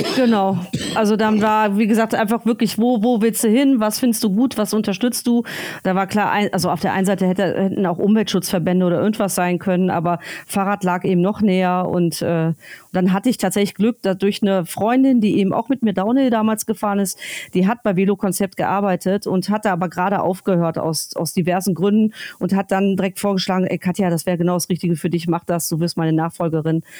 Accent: North Rhine-Westphalia, Germany; also born or lived in Berlin; now in Friedrichshafen, Germany; ich bin groß geworden am Niederrhein ja. in Nordrhein-Westfalen

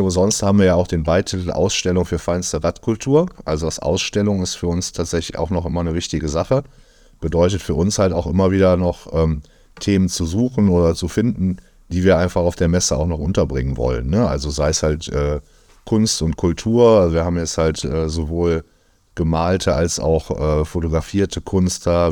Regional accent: Düsseldorf, North Rhine-Westphalia, Germany; wir kommen halt beide aus Düsseldorf

